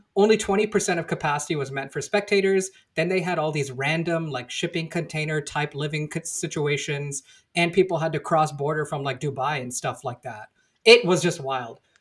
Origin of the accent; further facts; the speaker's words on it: Houston, Texas, United States; now in Seattle, United States; I grew up in Houston